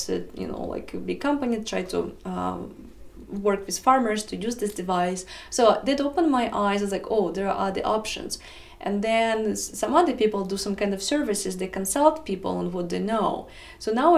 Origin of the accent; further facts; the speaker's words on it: Russia; English is a second language; moved away as an adult; now in United States; It was my first major in Russia. So when I moved to America 9 years ago